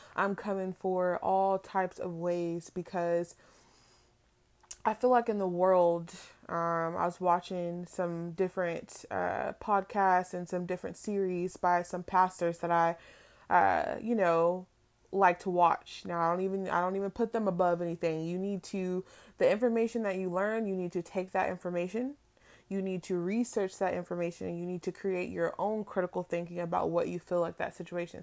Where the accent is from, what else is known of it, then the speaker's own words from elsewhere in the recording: Palm Springs, California, United States; now in Florida, United States; I am originally from California, from Palm Springs to be exact, but, um, I have reside in Florida way too long